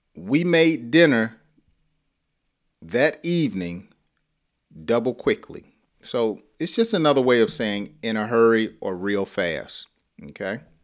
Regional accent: the South, United States; I talk slow because I'm from the South

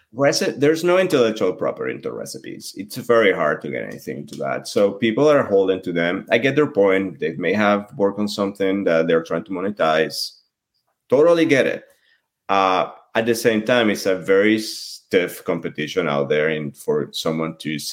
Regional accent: France; Well, you know, macarons are also they're also expensive in France, right? And I grew up in a modest household, so I didn't always have them.

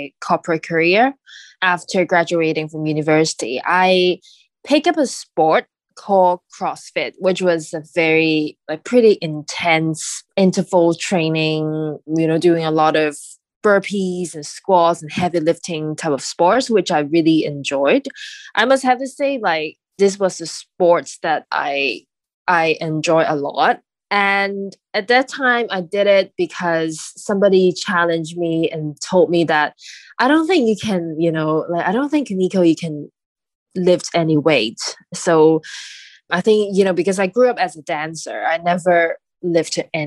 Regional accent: Hong Kong; I was raised in Hong Kong and I'm currently living there.

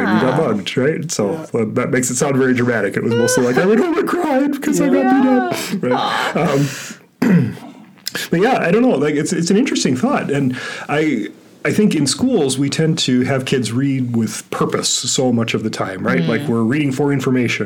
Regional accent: Southern California, United States; the public library in the town I grew up in Southern California was a big part of my life

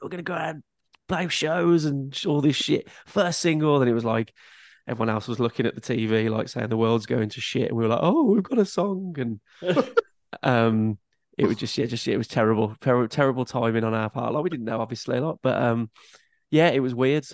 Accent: Birmingham, West Midlands, United Kingdom; accent: Brummie; moved away as an adult; now in Walsall, United Kingdom; I'm from Birmingham

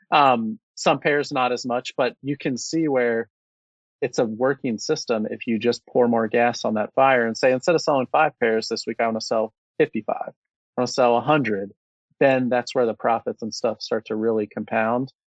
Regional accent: Cincinnati, Ohio, United States; born and raised in Cincinnati my whole life

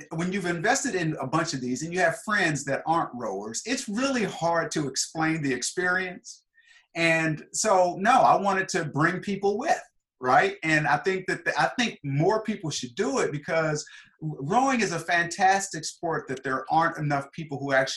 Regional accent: Kansas City, Missouri, United States; now in Seattle, United States; I grew up in Kansas City, Missouri

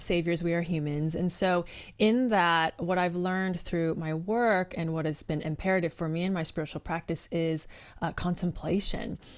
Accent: Bay Area, California, United States; I'm a third generation Chinese American, born and raised in the Bay Area, best area to be from

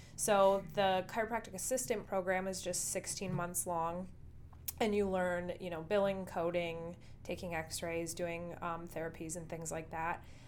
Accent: Dickinson, North Dakota, United States; moved away as an adult; now in Rapid City, United States; my hometown of Dickinson, North Dakota

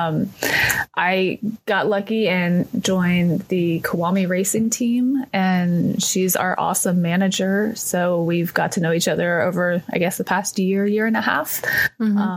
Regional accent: East Texas, United States; I was actually from East Texas

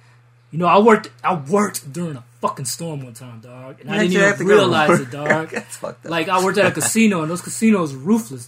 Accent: Biloxi, Mississippi, United States; also born or lived in New Orleans, United States; I was raised, I'm originally from Columbia

